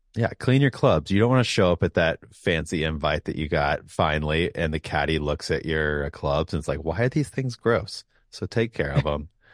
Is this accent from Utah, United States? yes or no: no; Atlanta, Georgia, United States; growing up here in the South, I grew up in Atlanta